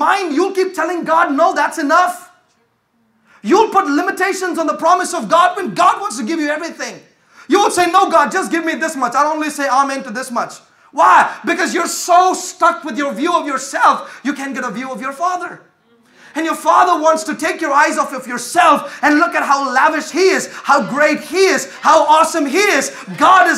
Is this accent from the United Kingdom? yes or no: no; India; now in United States; I come from India